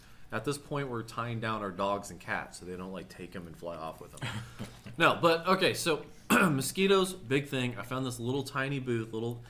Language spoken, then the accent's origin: English; Kansas, United States; I'm from Kansas.